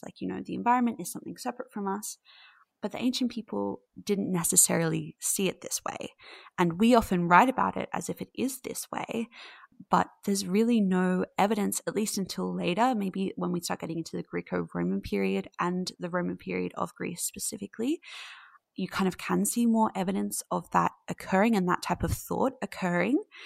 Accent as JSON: {"language": "English", "country": "Australia", "said": "I'm from Australia"}